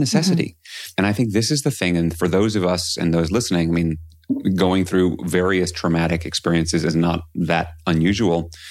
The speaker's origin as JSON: {"language": "English", "town": "New York City", "region": "New York", "country": "United States", "tie": "born or raised there", "said": "I grew up in New York City"}